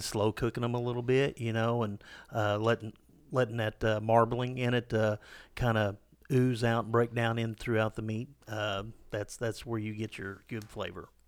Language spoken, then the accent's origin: English; Ozark Hills, Missouri, United States; I grew up in those Arc Hills